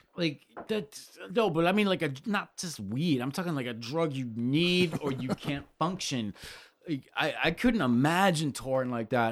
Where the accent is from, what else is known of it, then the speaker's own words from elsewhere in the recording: Connecticut, United States; I grew up in Connecticut